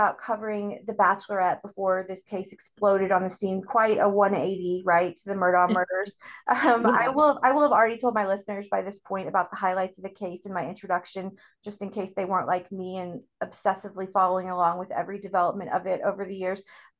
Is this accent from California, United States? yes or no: no; Topeka, Kansas, United States; also born or lived in the South (US); now in the South, United States; I'm from Topeka.